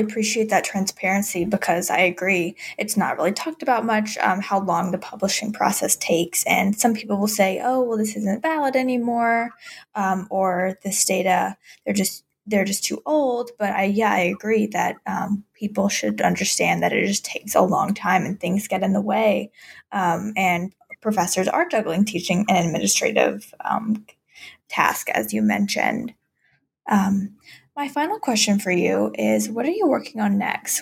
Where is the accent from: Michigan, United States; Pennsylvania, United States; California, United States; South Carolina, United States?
South Carolina, United States; moved away; I'm originally from South Carolina